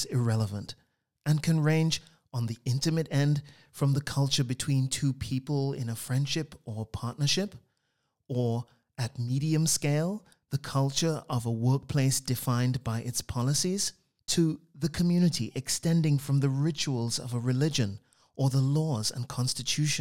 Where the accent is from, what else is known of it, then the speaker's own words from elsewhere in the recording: Trinidad & Tobago; I grew up on the Caribbean island of Trinidad in what I would call a wordy household